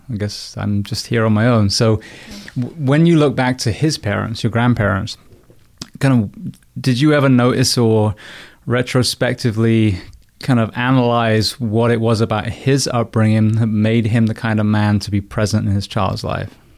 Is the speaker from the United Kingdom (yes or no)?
yes; England, United Kingdom; now in United States; an Englishman in the U S